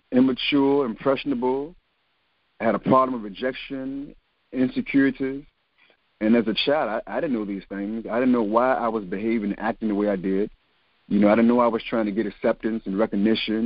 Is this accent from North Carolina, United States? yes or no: no; Richmond, Virginia, United States; I'm born and raised in Richmond, Virginia, in Churchill